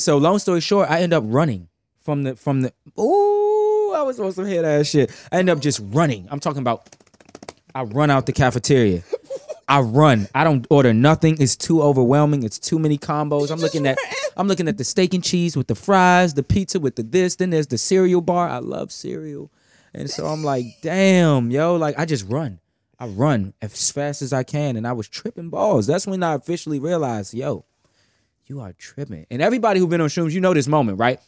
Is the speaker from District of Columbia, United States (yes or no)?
yes; Washington, District of Columbia, United States; I'm from Southeast Washington, D C